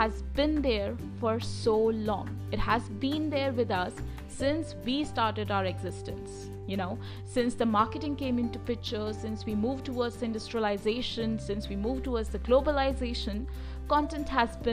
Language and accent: English; India; I hail from India, and in India, we speak Hindi.